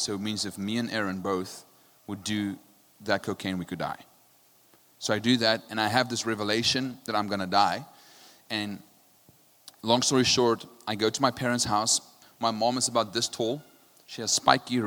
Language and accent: English; South Africa; I'm from South Africa